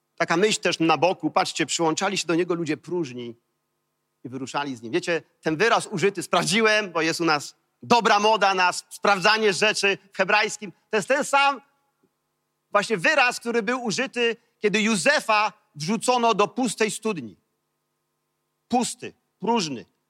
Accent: Kołobrzeg, West Pomeranian Voivodeship, Poland; wychowałem się w, w koło brzegu

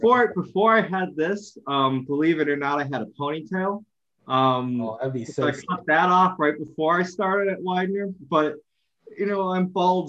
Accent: Homer Glen, Illinois, United States; moved away as an adult; also born or lived in Oak Forest, Illinois; I grew up in the South Suburbs. And I was really young. I was in a city called Oak Forest. And then around fifth grade, we moved to an area called it was called Homer Township at the time. And I think it's now a city called Homer Glen.

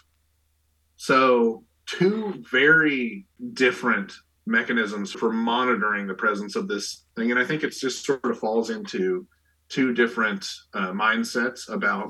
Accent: Eastern Kentucky, United States; where I grew up in Eastern Kentucky

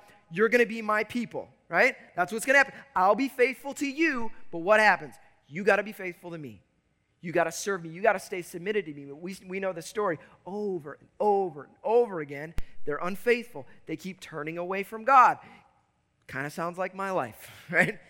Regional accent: Chicago, Illinois, United States; I grew up in Chicago.

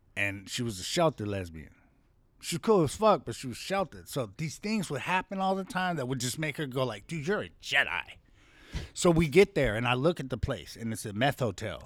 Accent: Compton, California, United States; also born or lived in Hollywood, Los Angeles / Henderson; we lived in Compton.

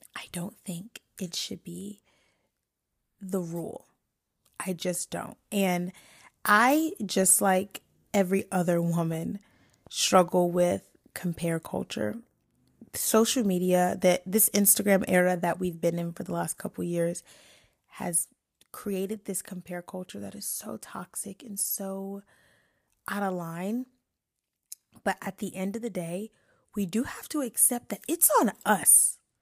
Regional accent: New York, United States; also born or lived in DMV (Washington D.C. metro area); now in DMV, United States; I'm from New York, but I am half raised and I live in the D M V

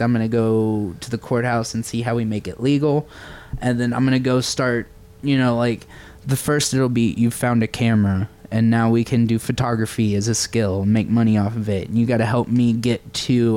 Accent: Owensboro, Kentucky, United States; moved away; Owensboro, Kentucky

